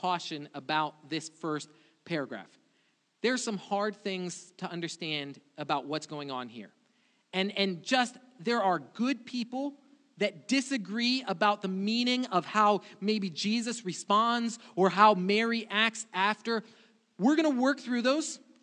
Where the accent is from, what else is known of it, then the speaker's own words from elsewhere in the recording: Brazil; moved away; I grew up in Brazil, and weddings for me were a completely different thing.